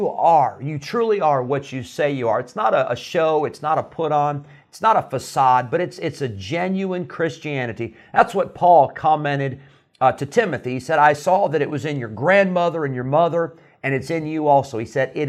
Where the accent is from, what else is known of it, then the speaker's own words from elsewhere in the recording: Santa Clara, California, United States; I was born in Santa Clara, where Pastor Treiber is still the pastor